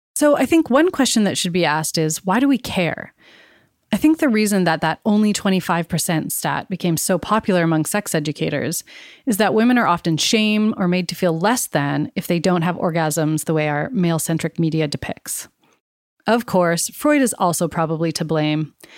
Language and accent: English; Canada; I was born and raised in Canada, where my family and I are settlers.